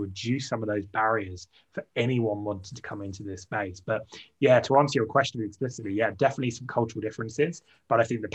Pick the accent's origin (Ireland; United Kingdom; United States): United Kingdom; as a Brit